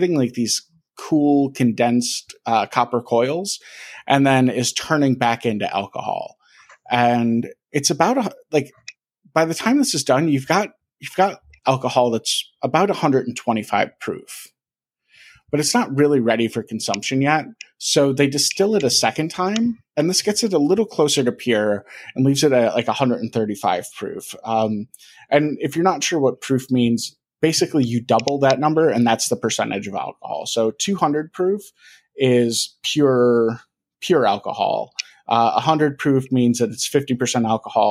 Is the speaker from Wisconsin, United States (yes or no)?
yes; Milwaukee, Wisconsin, United States; I grew up in Milwaukee.